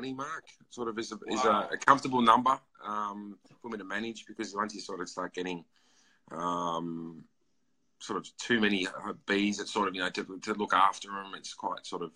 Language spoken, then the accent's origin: English; Yarra Valley, Victoria, Australia; now in Melbourne, Australia; I grew up in the Yarra Valley, which is sort of like the wine country.